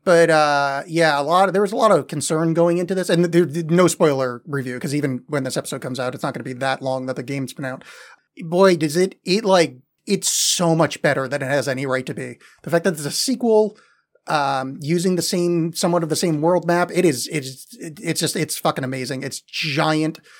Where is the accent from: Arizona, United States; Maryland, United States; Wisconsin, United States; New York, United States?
New York, United States; New York metro area, United States; growing up in the New York metro area